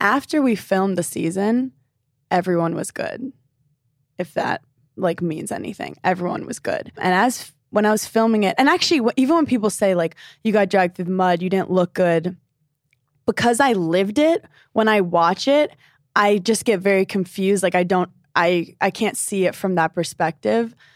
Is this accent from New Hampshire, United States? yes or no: no; New York City, New York, United States; I'm from Brooklyn, New York, specifically Park Slope